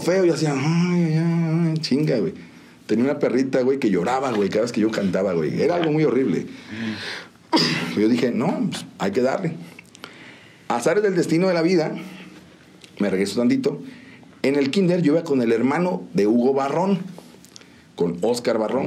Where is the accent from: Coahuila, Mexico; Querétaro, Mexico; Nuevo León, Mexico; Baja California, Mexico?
Querétaro, Mexico; San Juan del Río; also born or lived in Mexico City; nací en la Ciudad de México y llegué aquí a San Juan a los tres años. Ya, San Juan. Sí, yo digo, no, yo siempre quien me pregunté, digo, esta es mi tierra